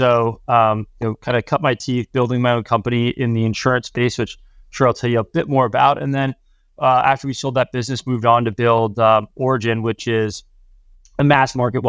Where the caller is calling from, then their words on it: Hingham, Massachusetts, United States; also born or lived in East Coast; I'm calling in from Hingham, Mass., just south of Boston.